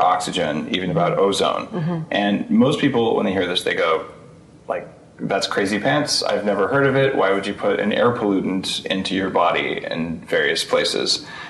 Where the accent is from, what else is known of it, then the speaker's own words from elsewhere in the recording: New Mexico, United States; my home state of New Mexico